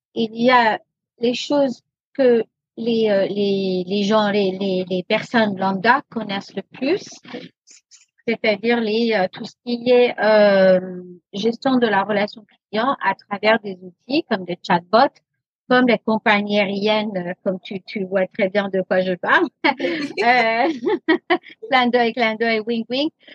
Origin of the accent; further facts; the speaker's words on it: United States; French is a second language; also born or lived in France; now in Paris, France; je suis moitié américaine